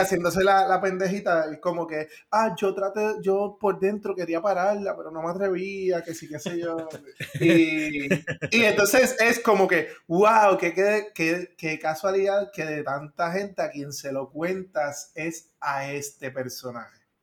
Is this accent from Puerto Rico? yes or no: yes; Río Grande, Puerto Rico; yo que soy de Río Grande